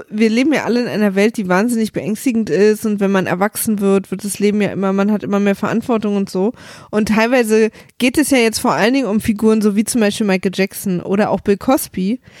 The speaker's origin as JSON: {"language": "German", "region": "Berlin", "country": "Germany", "tie": "born or raised there", "said": "ich komme ja aus, aus dem Osten, aus Ostberlin. Und ich bin in der DDR aufgewachsen."}